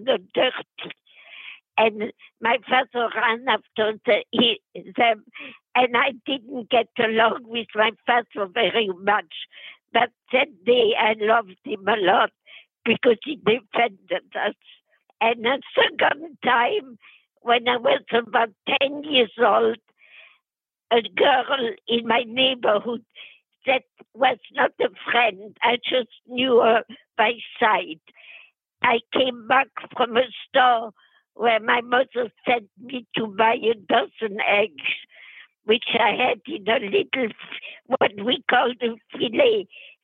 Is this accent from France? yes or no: yes; Metz, Grand Est, France; English is a second language; moved away as an adult; also born or lived in Poitiers, France / Germany / Vietnam; now in Los Angeles, United States; I was born in Metz, M-E-T-Z, which is the capital of the state of Moselle, M-O-S-E-L-L-E, in Lorraine. And I was raised in Metz until 1939